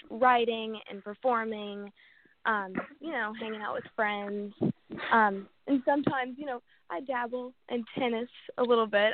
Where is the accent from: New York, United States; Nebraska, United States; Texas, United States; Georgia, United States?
Georgia, United States; Atlanta; I grew up in the South and I'm from Atlanta. I still live in Atlanta, Georgia